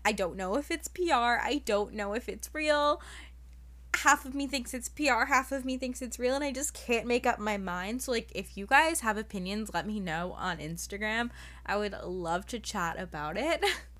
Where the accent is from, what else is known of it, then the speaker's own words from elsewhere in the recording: New York City, New York, United States; Because like I grew up like with New York City as like my backyard.